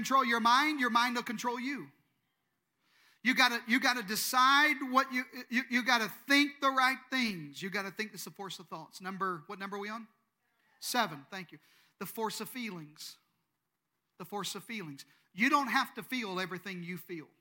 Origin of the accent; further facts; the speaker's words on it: Eastern Arkansas, United States; I'm from Eastern Arkansas